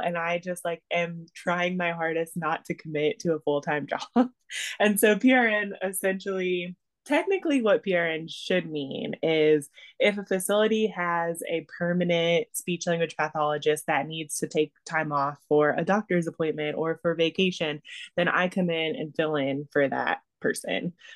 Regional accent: Georgia, United States; first language English; moved away as an adult; moved back to Georgia, which is my home state.

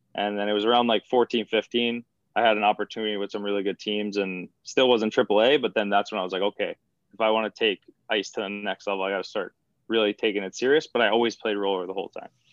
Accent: Patchogue, New York, United States; I'm from Patchogue, which is like the middle of Long Island.

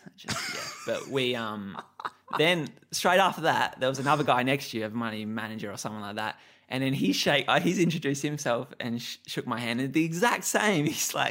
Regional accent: Adelaide, South Australia, Australia; Because I'm just a kid. You know, I'm just coming from Adelaide.

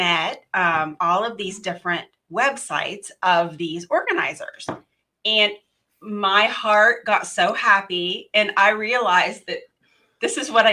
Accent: West Virginia, United States; now in Houston, United States; I am originally from West Virginia and my heart is in West Virginia

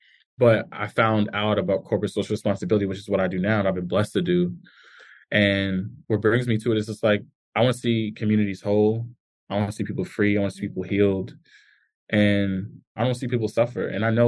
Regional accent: New York City, New York, United States; born or raised there

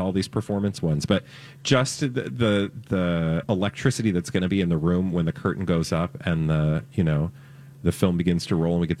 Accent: United States; And I'm an American.

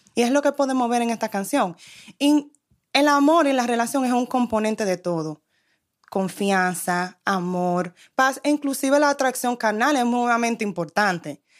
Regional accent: New York, United States; yo soy de New York

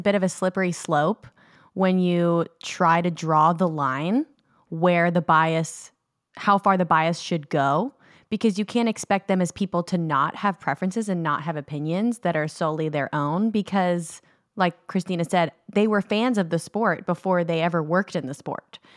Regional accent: United States; as an American watching British media

